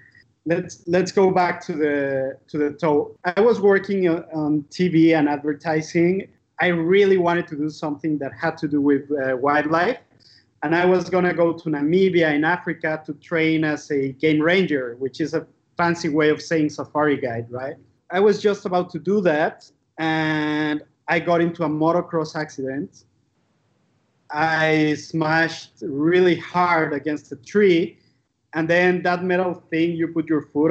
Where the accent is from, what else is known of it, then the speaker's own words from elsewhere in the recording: Mexico City, Mexico; I grew up in Mexico City